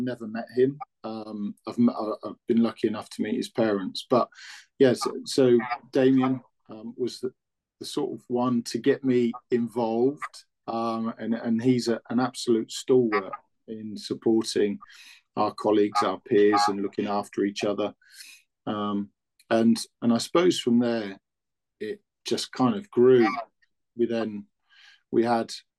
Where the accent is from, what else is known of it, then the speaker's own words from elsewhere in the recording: Newbury, South East England, United Kingdom; moved away as an adult; also born or lived in West Yorkshire; I was from Newbury